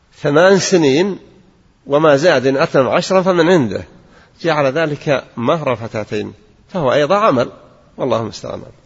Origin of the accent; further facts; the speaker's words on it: Al-Qassim, Saudi Arabia; عندنا في القصيم